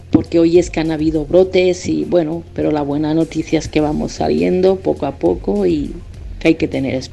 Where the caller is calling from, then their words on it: Girona, Catalonia, Spain; de Gerona, España.